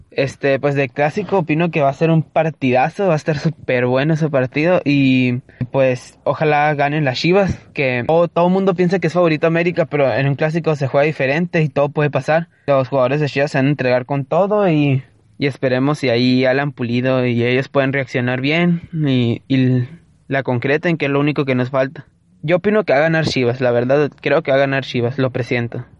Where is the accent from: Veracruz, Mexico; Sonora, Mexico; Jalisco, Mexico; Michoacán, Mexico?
Sonora, Mexico; Caborca; accent: norteño; yo soy de Sonora, no soy de Guadalajara